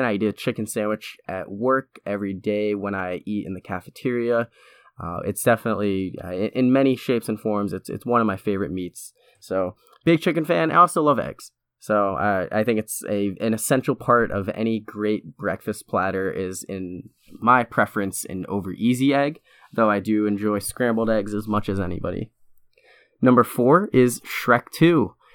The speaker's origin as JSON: {"language": "English", "region": "New Hampshire", "country": "United States", "said": "my home state of New Hampshire"}